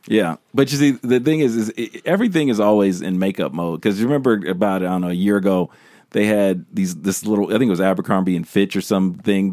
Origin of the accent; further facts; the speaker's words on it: United States; I'm American, and if you wanna specify, I'm a black American